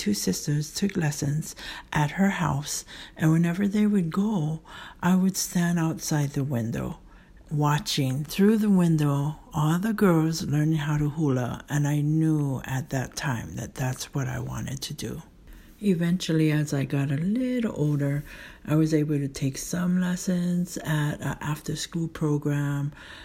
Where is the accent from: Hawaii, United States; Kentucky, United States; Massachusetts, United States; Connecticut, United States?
Hawaii, United States; Kaneohe; we used to live in Kaneohe, and his halau was in Kaneohe